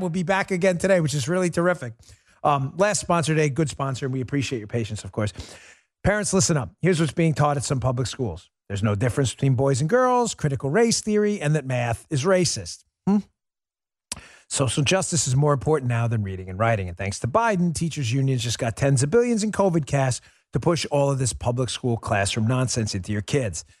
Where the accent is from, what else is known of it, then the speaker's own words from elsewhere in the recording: New York, United States; I grew up in New York